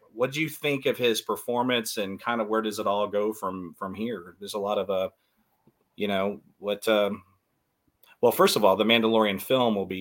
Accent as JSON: {"language": "English", "town": "Dallas", "region": "Texas", "country": "United States", "tie": "born or raised there", "said": "I grew up in Dallas, and I grew up around the Von Erichs"}